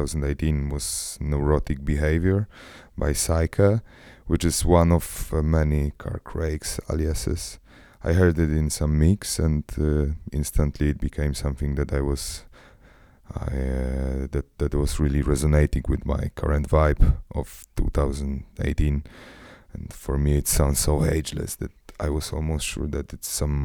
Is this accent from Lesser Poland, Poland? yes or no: yes; Krakow, Lesser Poland, Poland; English is a second language; I'm from Krakow